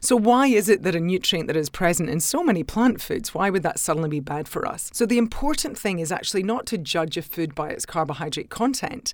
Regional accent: Scotland, United Kingdom; now in Australia; I'm a Scot

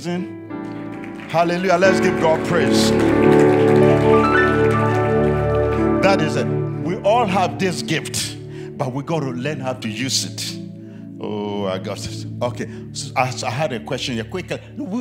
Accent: Ghana; I'm from Ghana, West Africa

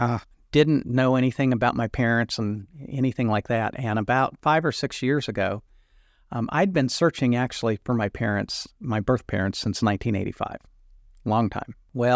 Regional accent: Indiana, United States; Milk, there's only one way to go. We're from Indiana, right?

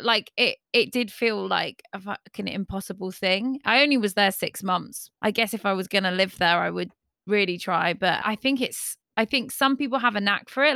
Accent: Devon, South West England, United Kingdom; I'm from Devon

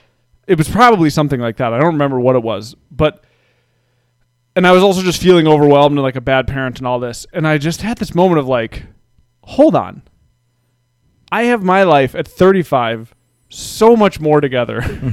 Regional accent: United States

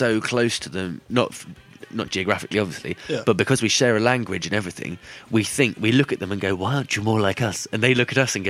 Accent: Florida, United States; accent: Southern American; So, yeah. I take back Florida. My Southern American accent.

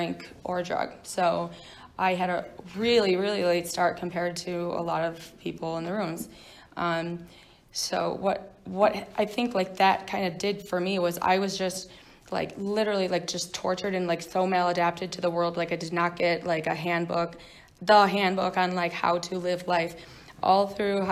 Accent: New York, United States; moved away; I'm not from here. I grew up in New York

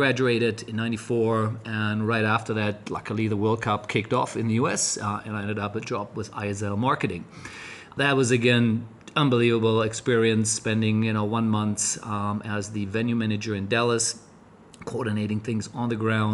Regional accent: Germany; moved away as an adult; also born or lived in Cologne, Germany / United States; being German

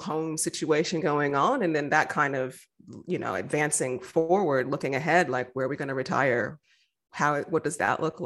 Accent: Denver, Colorado, United States; moved away as an adult; also born or lived in Michigan; now in Victoria, Australia; I grew up in the States, in Colorado. So nice. I went to Denver Public Schools, happy graduate from there.

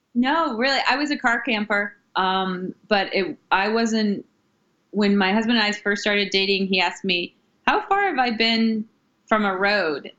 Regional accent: Ohio, United States; moved away as an adult; also born or lived in New York City; now in Maine, United States; I am originally from Ohio and I moved to New York after college

